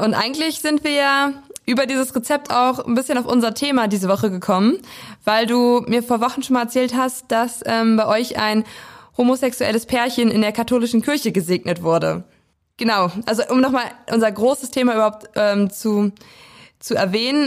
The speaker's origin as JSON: {"language": "German", "town": "Weisen", "region": "Brandenburg", "country": "Germany", "moved": "yes", "lives_now": "Schwerin, Germany", "said": "komme ursprünglich aus Weisen. Das ist ein kleines Dörfchen im Norden Brandenburgs im Landkreis Prignitz."}